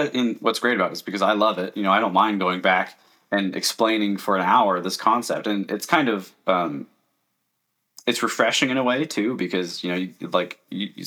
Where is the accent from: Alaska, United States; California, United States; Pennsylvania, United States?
Alaska, United States; also born or lived in Florida; I was stationed in Florida, and I'm from Alaska. I'm in Alaska right now.